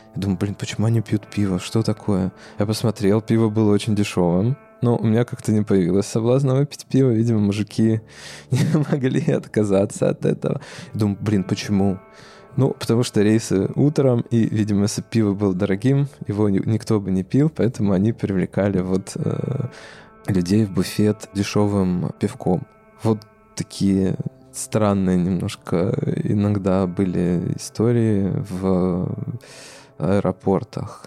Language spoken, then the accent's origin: Russian; Arkhangelsk, Arkhangelsk Oblast, Russia; now in Moscow, Russia; если ты работаешь в Москве и хочется попасть э, на малую родину э, на самолете